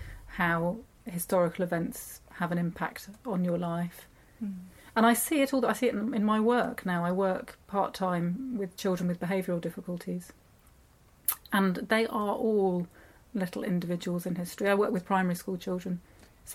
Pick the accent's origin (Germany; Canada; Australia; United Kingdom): United Kingdom; I grew up in Britain as a child of a German family